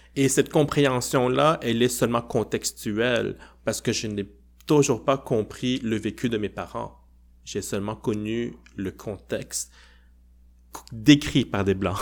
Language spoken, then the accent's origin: French; Quebec, Canada; mon identité québécoise